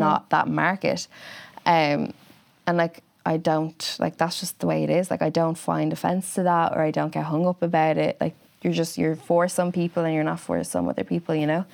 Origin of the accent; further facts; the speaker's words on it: Wexford, Leinster, Ireland; moved away; I'm from Wexford